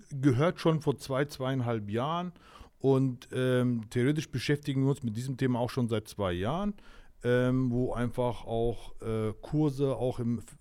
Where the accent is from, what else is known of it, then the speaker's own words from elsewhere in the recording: Lauterbach, Hesse, Germany; Ich komme aus Lauterbach.